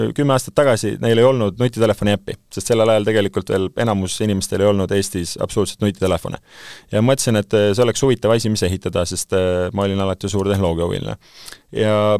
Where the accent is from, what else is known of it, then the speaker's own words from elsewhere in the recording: Saare County, Estonia; ma sündisin Saaremaal